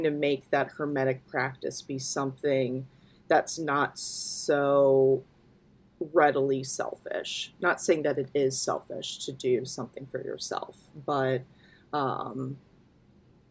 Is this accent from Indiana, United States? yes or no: yes; rural Indiana, United States; I grew up in rural Indiana